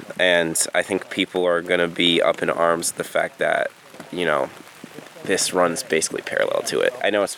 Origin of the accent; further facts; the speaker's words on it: New England, United States; moved away; I'm from New England and I'm from the East Coast